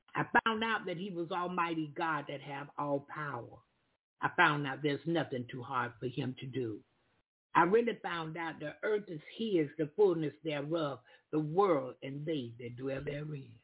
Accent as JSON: {"language": "English", "region": "Florida", "country": "United States", "said": "I'm from the South. I'm from Florida in the United States of America. I'm from Florida"}